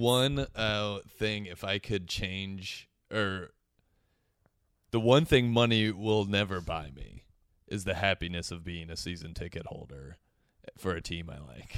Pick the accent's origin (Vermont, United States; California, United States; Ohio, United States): Ohio, United States; Cincinnati; I'm from Cincinnati